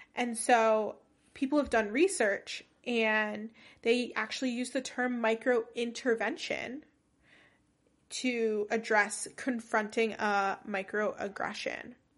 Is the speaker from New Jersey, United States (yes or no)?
yes; New Jersey, United States; first language English; I was born and raised in New Jersey